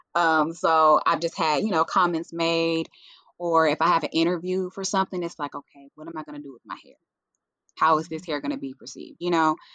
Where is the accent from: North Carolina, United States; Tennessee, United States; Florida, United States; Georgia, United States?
Tennessee, United States; Jackson; moved away as an adult; now in Nashville, United States; I am originally from Jackson, Tennessee, a little small town